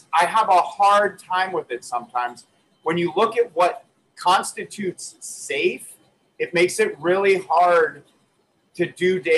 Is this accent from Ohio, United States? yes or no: no; New York, United States; I'm from Western New York